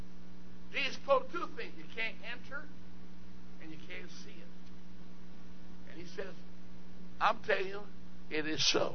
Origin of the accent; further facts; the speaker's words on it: Jamaica; I was born in Jamaica between Kingston and St. Andrews somewhere